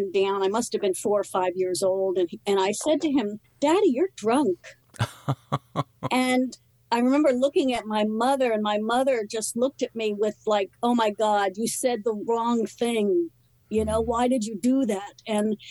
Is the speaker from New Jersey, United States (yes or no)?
yes; New Jersey, United States; moved away as an adult; also born or lived in New York City; And but then we moved to New Jersey, you know, grew up in this small town in New Jersey